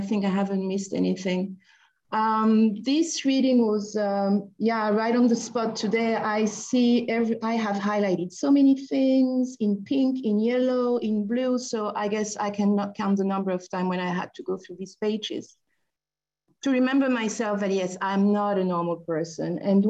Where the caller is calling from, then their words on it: Paris, Île-de-France, France; I'm dialing from Paris.